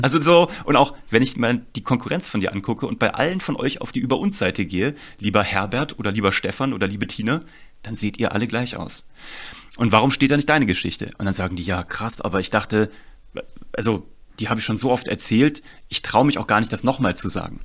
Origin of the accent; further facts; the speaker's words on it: Kassel, Hesse, Germany; ich komme aus Kassel eigentlich